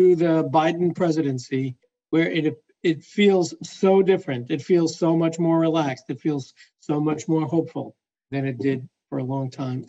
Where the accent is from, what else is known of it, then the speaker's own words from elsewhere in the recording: Brooklyn, New York, United States; I grew up in Brooklyn, New York. You might not be able to tell that from my accent, but I spent my formative years there